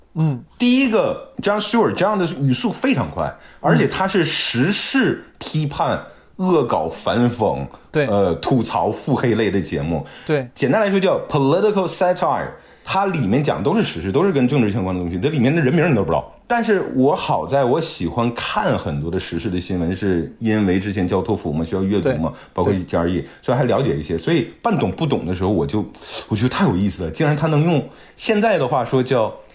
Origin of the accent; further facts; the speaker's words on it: Liaoning, China; 东北，我老家。就当时哦，明白。想要考出去，结果没考出去，还是在家乡一直读到大学毕业